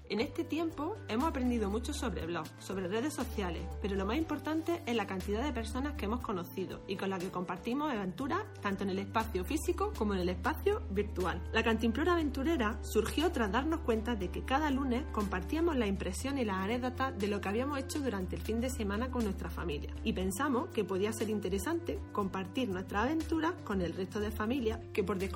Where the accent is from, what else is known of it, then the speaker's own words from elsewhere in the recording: Almería, Andalusia, Spain; Somos dos almerienses enamoradas de nuestra tierra y nos encanta la naturaleza.